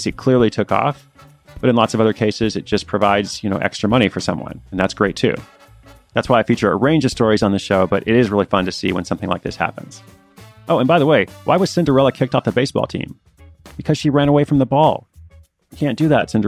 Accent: Portland, United States; moved away; Portland is my hometown

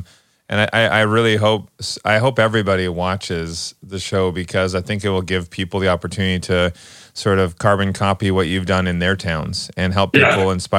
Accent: Canada; moved away as an adult; So we're from Canada. And when I first came down... What? When I first came down here, you know, because I'm from a smaller town too

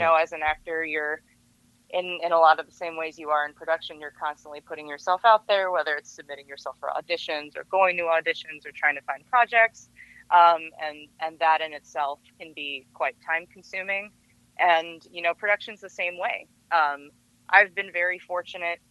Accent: Los Angeles, California, United States; I was born and raised in the San Fernando Valley

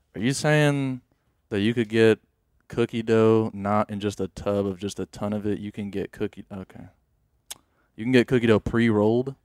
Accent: United States; I'm an American, too

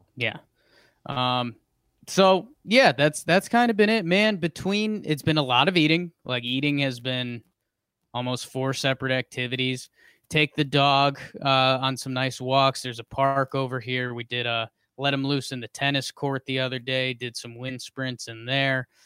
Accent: Southington, Connecticut, United States; moved away; I am coming live from the Pumpkin Pie Studio in Southington, Connecticut, uh, at my mother's house

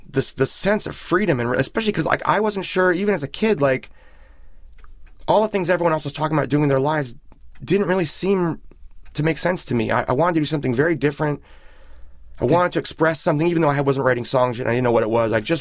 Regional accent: San Francisco, California, United States; growing up in San Francisco at that period

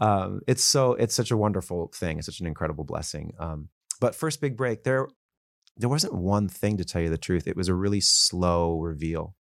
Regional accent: Los Angeles, California, United States; also born or lived in Calabasas, California; I grew up in Woodland Hills

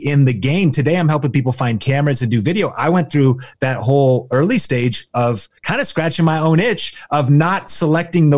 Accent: Arlington, Washington, United States; I grew up in Arlington, Washington

